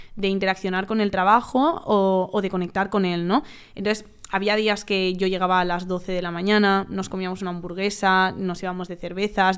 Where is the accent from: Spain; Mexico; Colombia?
Spain; Valencia, Valencian Community; moved away as an adult; now in Madrid, Spain; yo soy de Valencia, pues yo me mudé a Madrid